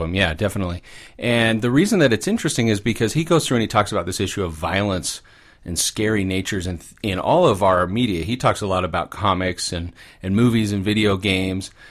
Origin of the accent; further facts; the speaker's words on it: Orange County, California, United States; moved away; I'm an orange caddy kid. I grew up down there, uh, for, for the first part of my life